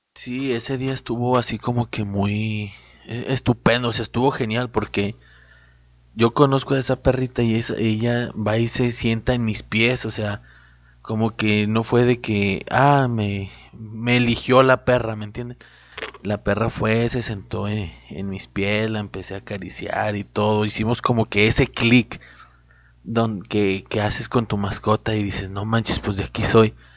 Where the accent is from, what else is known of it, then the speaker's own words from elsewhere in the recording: Cuencamé, Durango, Mexico; now in Ciudad Juárez, Mexico; yo me encuentro aquí en Ciudad Juárez, pero soy originario de Cuenca, Durango.